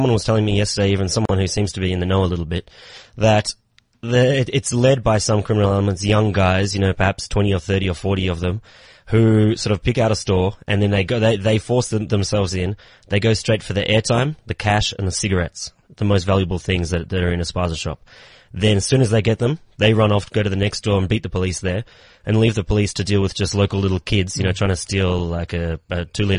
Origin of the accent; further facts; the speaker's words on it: Australia; now in South Africa; I'm from Australia.